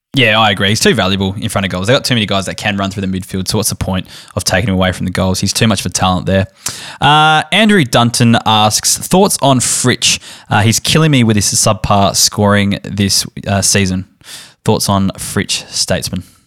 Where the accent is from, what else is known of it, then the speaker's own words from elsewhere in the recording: Barossa Valley, South Australia, Australia; born and raised in the Brossa Valley, German heritage